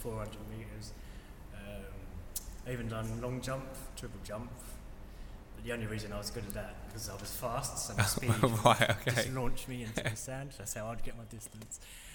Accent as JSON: {"language": "English", "town": "Hillingdon", "region": "London", "country": "United Kingdom", "tie": "born or raised there", "said": "I was born in Hillingdon"}